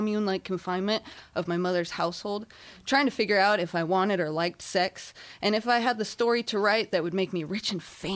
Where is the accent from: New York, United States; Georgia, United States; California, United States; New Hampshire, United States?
California, United States; Inland Empire; I hail from the Inland Empire